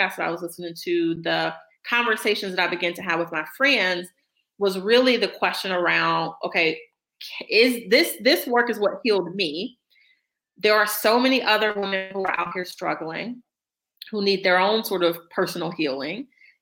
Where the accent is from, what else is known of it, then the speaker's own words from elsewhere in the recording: Detroit, Michigan, United States; I ran for state rep in my hometown of Detroit back in 2014